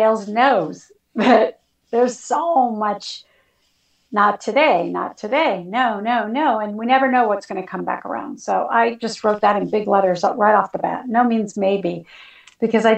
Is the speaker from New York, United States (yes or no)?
no; California, United States; I'm born and raised in California